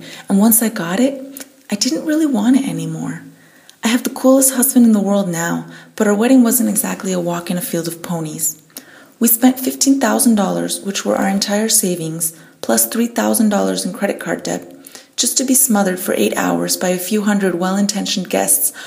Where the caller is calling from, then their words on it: Munich, Bavaria, Germany; I'm calling from Munich, Germany